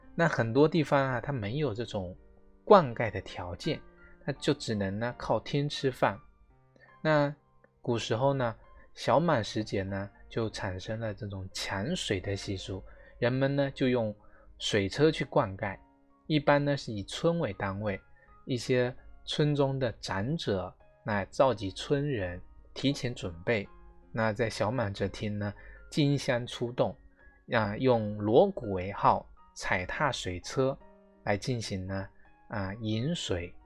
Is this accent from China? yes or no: yes; China; 苦菜呢是作为我们中国人最早的使用的野菜之一啊